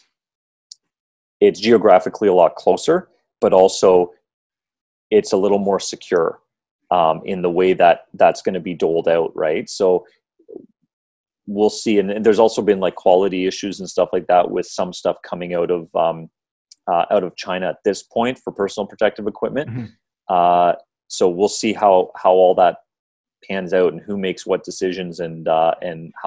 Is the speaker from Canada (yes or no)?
yes; Canada; as a Canadian